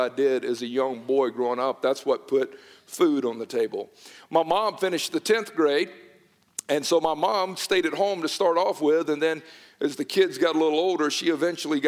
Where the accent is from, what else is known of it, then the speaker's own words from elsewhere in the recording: Newnan, Georgia, United States; I was born and raised in Noonan, Georgia